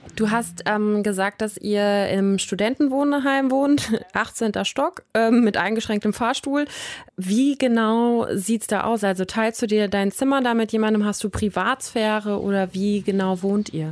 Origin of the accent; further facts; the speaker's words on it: Germany; bei uns in Deutschland